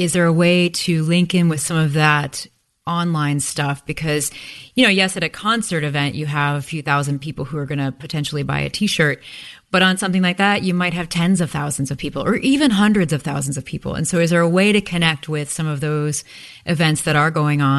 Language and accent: English; Midwest, United States; And there's something about growing up in the Midwest too.